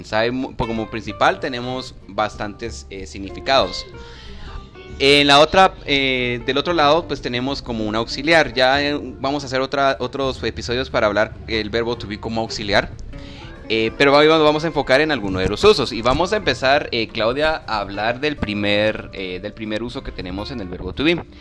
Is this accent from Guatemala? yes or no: yes; Guatemala; yo soy guatemalteco, nací en Guatemala, orgullosamente guatemalteco.